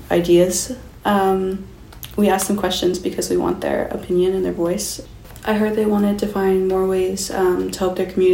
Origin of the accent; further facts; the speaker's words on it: Skowkale, British Columbia, Canada; I'm 17 and I'm from Schuylkill